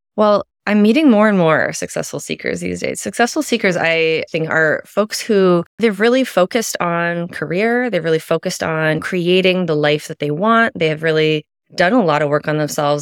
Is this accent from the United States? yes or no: yes; Midwest, United States; I was raised Catholic in the Midwest, pretty conservative upbringing